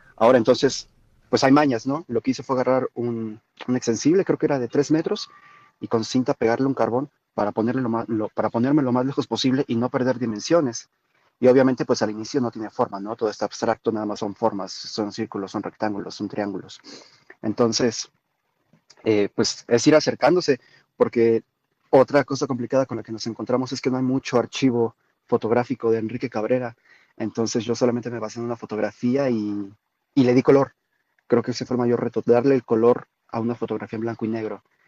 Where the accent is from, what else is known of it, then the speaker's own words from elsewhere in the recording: Mexico; siendo mexicanos